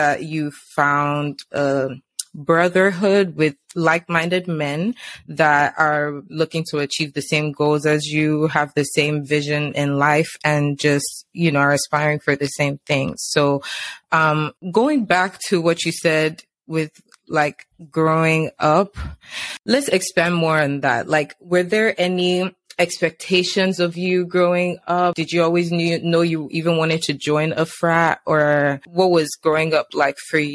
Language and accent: English; Nigeria; growing up in Nigeria, like secondary school